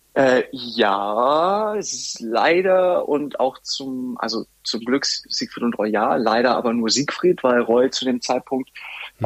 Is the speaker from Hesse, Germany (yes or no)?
no; Bobingen, Bavaria, Germany; in Bobingen. Das ist ein sehr schönes Städtchen, circa 20 Minuten, ja, Viertelstunde von Augsburg entfernt.